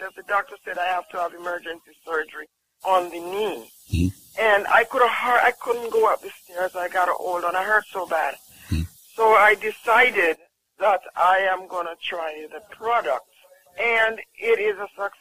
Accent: Jamaica; I'm from Jamaica

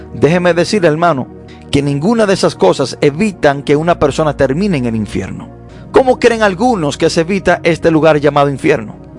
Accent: Dominican Republic; nosotros, los dominicanos

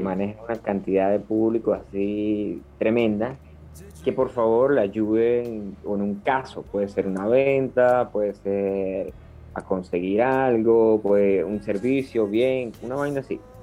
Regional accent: Venezuela; Amigo, yo soy venezolano yo soy venezolano. como muy buen venezolano que soy

